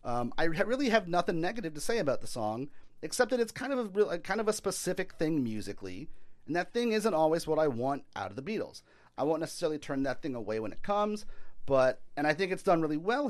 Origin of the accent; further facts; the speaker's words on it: New Orleans, Louisiana, United States; my hometown